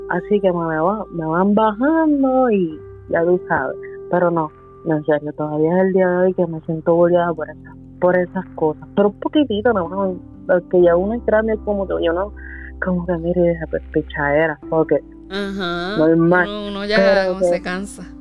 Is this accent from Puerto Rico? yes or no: yes; Puerto Rico; Y como todo boricua en Puerto Rico, no, me decían …